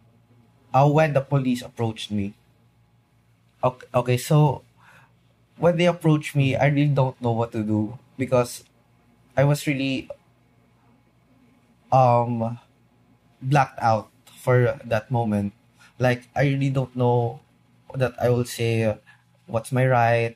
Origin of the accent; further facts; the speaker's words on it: Philippines; being a Filipino inside